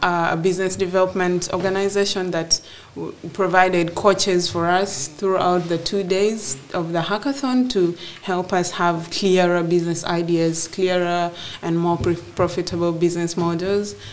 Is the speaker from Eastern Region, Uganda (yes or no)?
no; Gulu, Northern Region, Uganda; I was born and raised in Gulu in northern Uganda